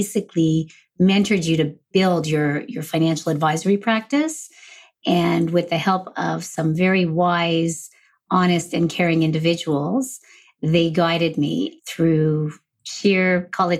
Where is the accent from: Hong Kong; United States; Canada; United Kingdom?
Canada; Montreal, Quebec; now in Ottawa, Canada; I'm originally from Montreal. I live in Ottawa, Ontario, Canada